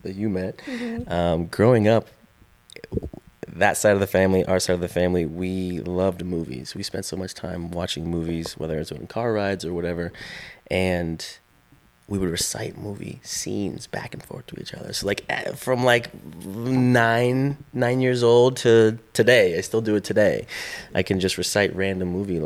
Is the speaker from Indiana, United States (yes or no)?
yes; Indiana, United States; moved away as an adult; also born or lived in North Hollywood; growing up in Indiana